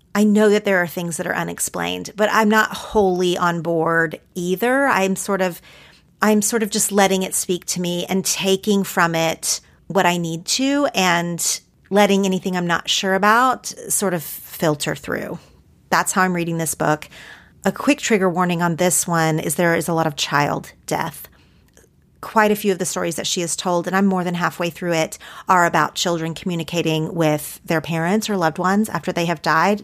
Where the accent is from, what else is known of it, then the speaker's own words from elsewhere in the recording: Oklahoma, United States; growing up in Oklahoma